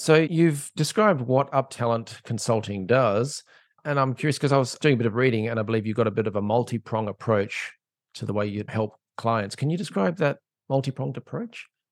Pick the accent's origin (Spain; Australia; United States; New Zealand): Australia; I'm an Aussie